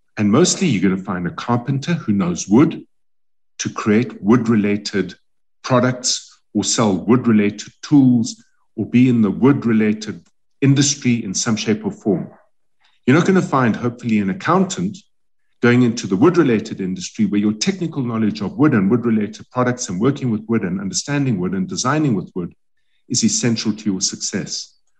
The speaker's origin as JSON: {"language": "English", "country": "South Africa", "said": "we as South African companies"}